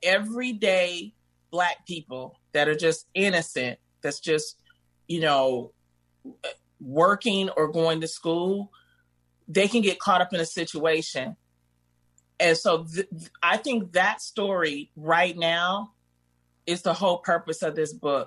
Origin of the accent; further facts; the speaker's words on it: Detroit, Michigan, United States; I grew up in the Brewster Projects